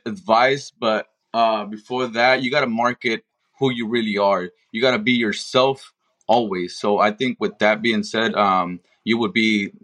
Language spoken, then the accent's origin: English; Compton, California, United States; now in Las Vegas, United States; I am born and raised in Compton